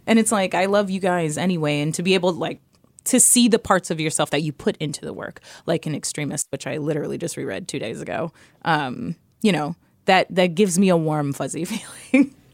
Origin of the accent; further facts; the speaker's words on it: New York City, New York, United States; I grew up in New York City. I grew up in the Lower East Side